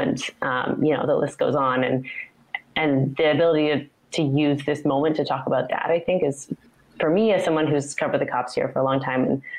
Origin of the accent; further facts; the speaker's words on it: Humboldt County, rural Northern California, United States; now in Portland, United States; I grew up in rural Northern California